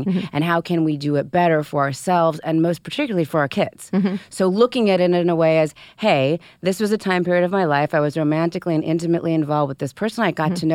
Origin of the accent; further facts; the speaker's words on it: Southern California, United States; I'm from Southern California.